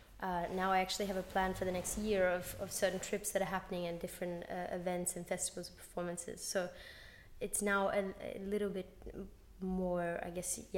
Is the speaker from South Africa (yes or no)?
no; Sydney, New South Wales, Australia; moved away as an adult; now in Berlin, Germany; I grew up in Brushcutters Bay and then Waverley.